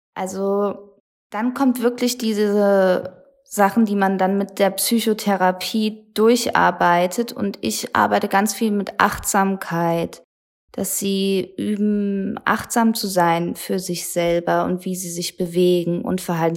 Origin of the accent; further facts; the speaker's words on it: Germany; bei uns in Deutschland